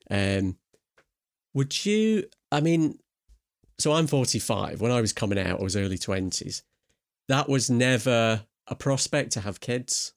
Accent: Scotland, United Kingdom; I am Scottish

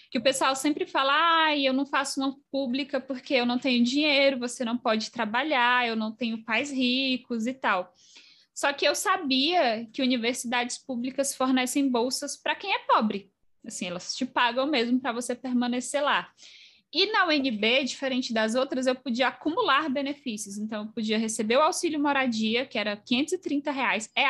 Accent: Bahia, Brazil; eu fiz Cefet, eu sou baiana, e aí eu mudei de cidade para fazer o ensino médio integrado com o técnico.

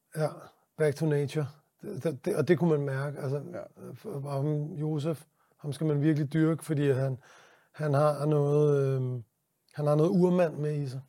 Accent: Denmark

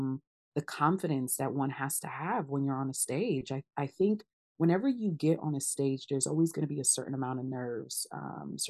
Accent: United States; first language Twi; also born or lived in Ghana; I think I came to the States really, really young. So I was like 2 or 3

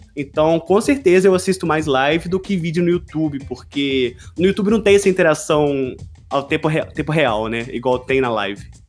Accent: Juiz de Fora, Minas Gerais, Brazil; moved away as an adult; now in Poland; estou falando da Polônia, mas também sou de Juiz de Fora, formado na mesma faculdade que vocês estão cursando

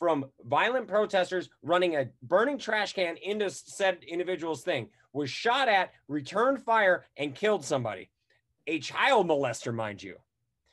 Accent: Wisconsin, United States; Wisconsin, that's my home state.

